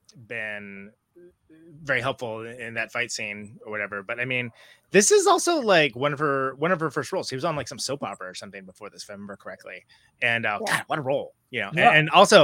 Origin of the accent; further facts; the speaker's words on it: New York City, New York, United States; Hey, I'm from New York.